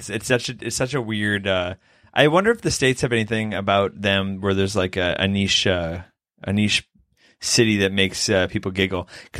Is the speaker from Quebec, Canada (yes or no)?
no; Vancouver, British Columbia, Canada; I'm like, where are you from? I'm from Vancouver.